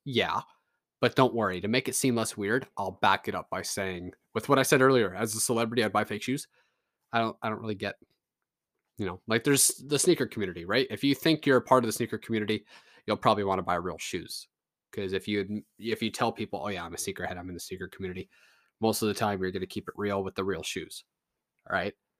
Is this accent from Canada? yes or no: yes; Canada; I'm a Canadian